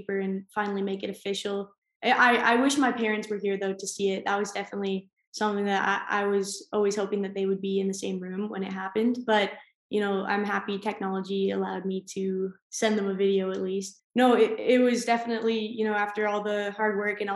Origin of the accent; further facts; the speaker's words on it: Guelph, Ontario, Canada; moved away as an adult; also born or lived in West Virginia; now in Denmark; my hometown in Guelph